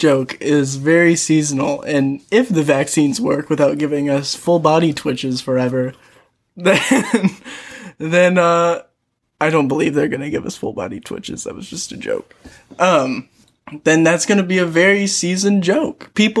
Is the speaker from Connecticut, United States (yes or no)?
no; Kentucky, United States; Like, both of us are from Kentucky, but I feel like both of us do a good job of not sounding like we come from Kentucky